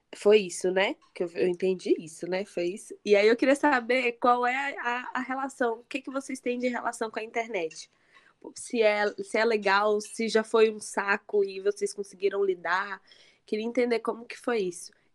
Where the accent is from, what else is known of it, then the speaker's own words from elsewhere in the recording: Bahia, Brazil; Eu que sou baiana